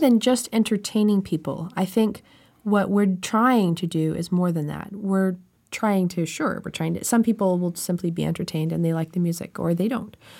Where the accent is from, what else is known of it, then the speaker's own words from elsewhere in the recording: Canada; I'm Canadian